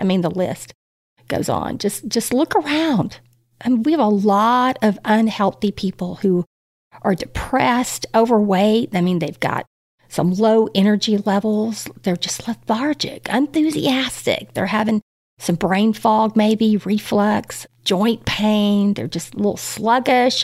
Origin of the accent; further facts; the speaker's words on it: Texas, United States; as a Texan, there's not too many people walking around eating just plants in this cattle country.